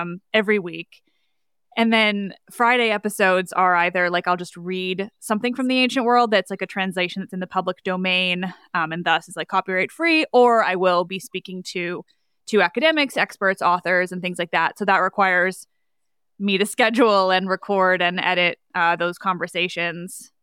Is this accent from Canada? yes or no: yes; Canada; I am Canadian